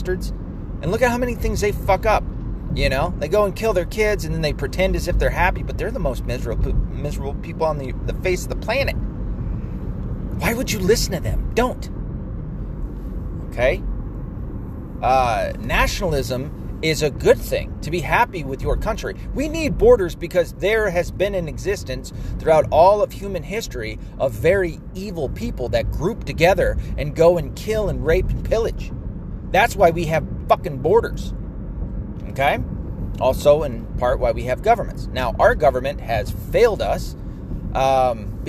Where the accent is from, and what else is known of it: United States